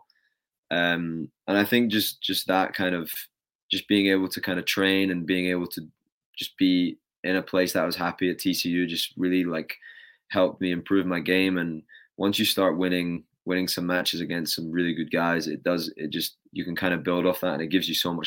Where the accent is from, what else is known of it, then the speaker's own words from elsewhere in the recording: United Kingdom; moved away as an adult; now in United States; as a British tennis player